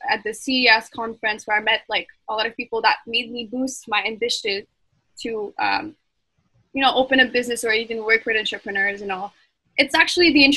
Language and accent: English; Montreal, Quebec, Canada; I'm from Montreal